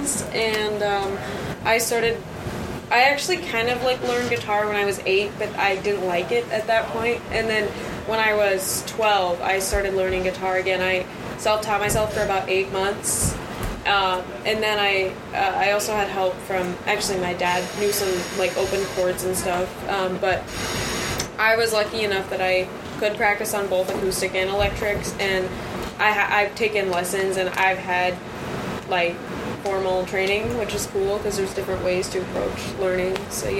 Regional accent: Des Moines, Iowa, United States; moved away as an adult; also born or lived in St. Paul, Minnesota; I'm from Des Moines, Iowa.

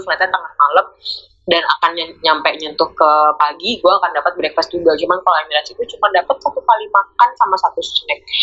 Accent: Indonesia; kita ya dari Indonesia

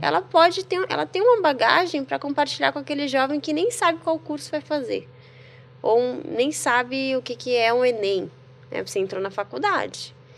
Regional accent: Bahia, Brazil; moved away as an adult; also born or lived in Rio Grande do Sul; Então eu cresci na Bahia, em várias cidades

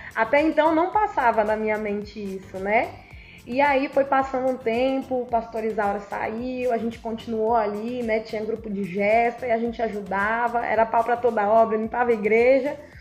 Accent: Brazil; lá eu nasci, lá foi onde eu cresci

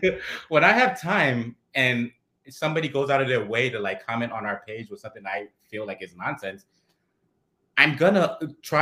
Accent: New York City, New York, United States; also born or lived in Brooklyn, New York; We're from the Bronx, but right now I live in Brooklyn

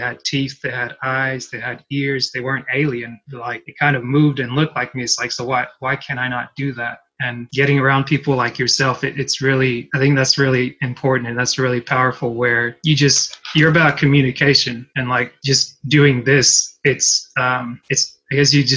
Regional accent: United States; I grew up mostly in America, I didn't, like my parents aren't American, and it's like, I'm not, like I'm a naturalized citizen

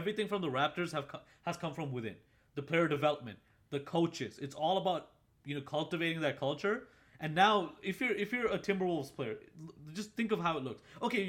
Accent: Boston, Massachusetts, United States; Screw the Celtics, bro. We're from Boston.

